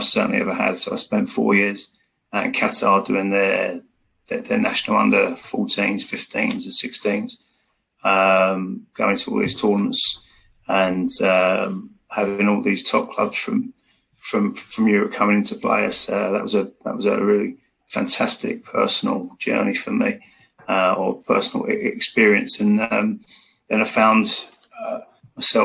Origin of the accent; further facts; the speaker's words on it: England, United Kingdom; I'm from England.